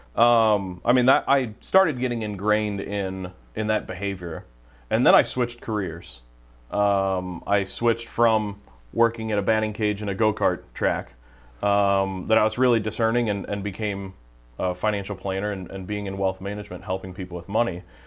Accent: St. Charles, Missouri, United States; grew up in the St. Charles area, went to St. Elizabeth Ann Seton um, Parish growing up, and um, went to Francis Howell North High School

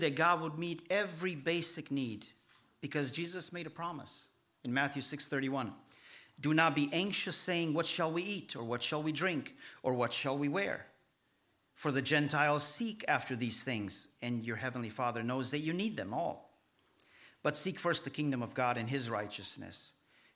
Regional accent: Romania; now in United States; we are Romanian and we are the Romanian people in America

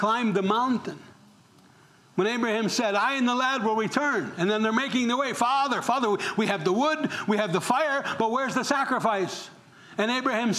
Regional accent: New York, United States; I'm from New York

